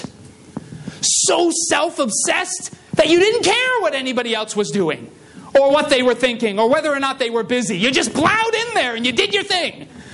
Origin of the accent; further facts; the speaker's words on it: Massachusetts, United States; moved away; I come from Massachusetts in, like, you know, an urban kind of suburban area